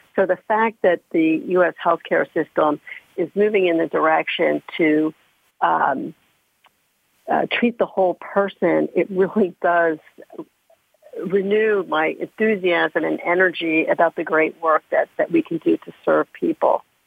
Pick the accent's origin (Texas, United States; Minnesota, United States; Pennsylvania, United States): Pennsylvania, United States; outside of Philadelphia; I grew up outside of Philadelphia